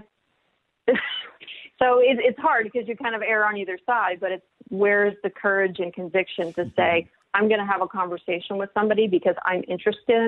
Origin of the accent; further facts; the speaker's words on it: Maryland, United States; moved away as an adult; also born or lived in Orlando / Los Angeles / Washington, D.C.; now in Pittsburgh, United States; I grew up in Maryland